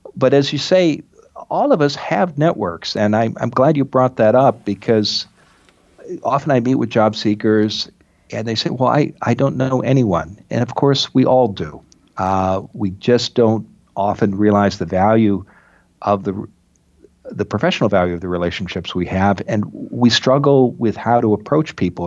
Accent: Midwest, United States; moved away; also born or lived in Iowa / Oregon / Massachusetts; I grew up in the Midwest

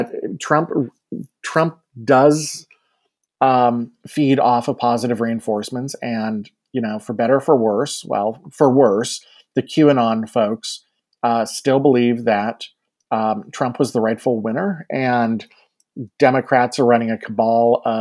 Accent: Youngstown, Ohio, United States; I grew up in Jim Traficant's district

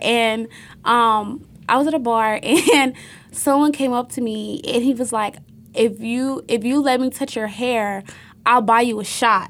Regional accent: Cuyahoga County, Ohio, United States; I'm not exotic. I'm from Cuyahoga County.

